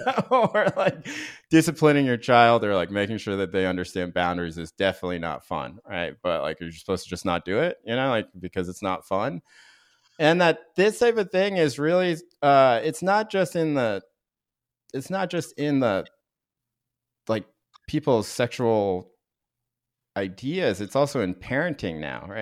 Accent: North Carolina, United States; I grew up in North Carolina, but in a very progressive town within North Carolina

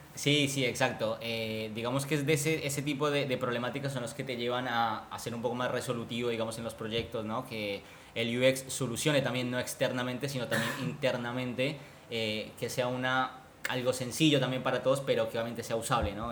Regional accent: Colombia; moved away as an adult; now in Buenos Aires, Argentina; soy colombiano, vivo hace cinco años acá en, Buenos Aires, en Argentina.

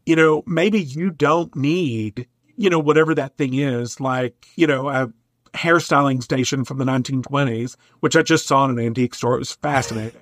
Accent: Eastern Kentucky, United States; now in Minnesota, United States; I grew up in Eastern Kentucky, which I think is one of the most beautiful places on the planet.

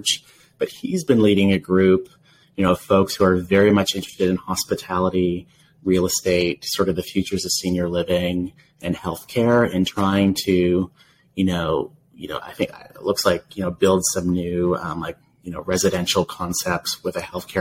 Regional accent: Canada; being the Canadian on the team and having worked in health systems in Canada.

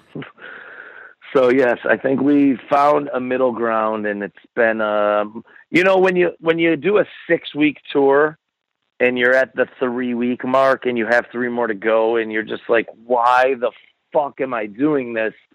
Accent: Buffalo, New York, United States; I grew up in Buffalo

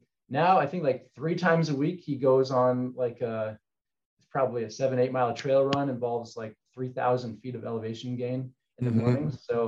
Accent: La Cañada Flintridge, California, United States; now in Provo, United States; So I grew up in La Cañada, Flintridge, which is a small town about 15 minutes north of downtown Los Angeles in Southern California.

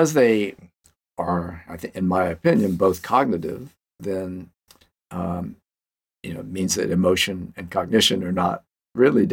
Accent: Louisiana, United States; I'm from Louisiana

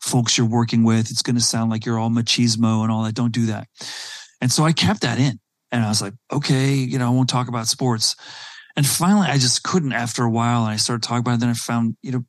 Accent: South Africa; moved away; also born or lived in Silicon Valley; growing up in South Africa at a very early age

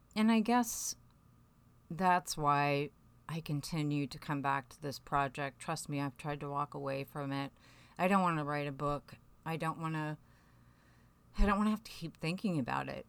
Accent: near Waterloo, Iowa, United States; Waterloo, Iowa, which is just up the road from where I grew up.

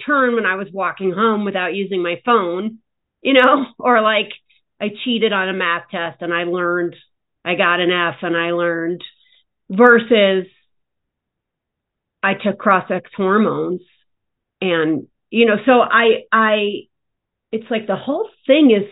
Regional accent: New York, United States; as a New Yorker

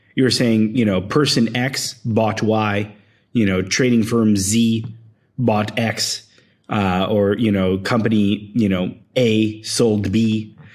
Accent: Philadelphia, Pennsylvania, United States; moved away as an adult; also born or lived in Bay Area / Argentina; I grew up in Philadelphia and then I moved to the Bay Area to start my first startup

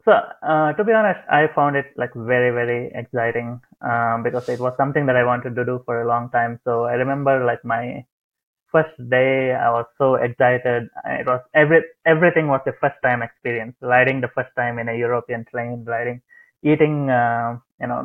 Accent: India; also born or lived in Netherlands; now in Canada; I was born in India, and then I immigrated to the Netherlands

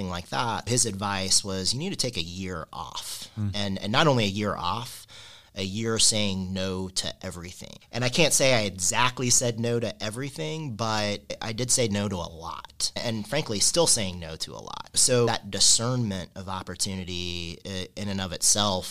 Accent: Kentucky, United States; moved away as an adult; now in Indiana, United States; I grew up in Kentucky, and growing up in Kentucky, you only have three things

